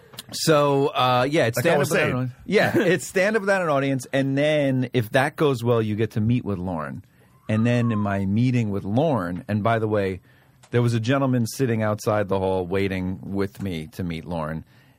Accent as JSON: {"language": "English", "town": "Bronx", "region": "New York", "country": "United States", "tie": "born or raised there", "said": "I grew up in the – I don't know. A lot of people don't know this, but I'm from the South Bronx."}